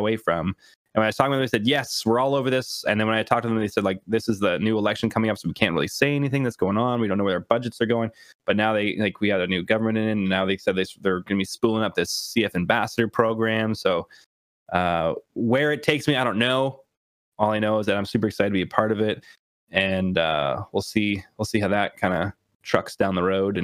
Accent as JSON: {"language": "English", "country": "Canada", "said": "I'm Canadian"}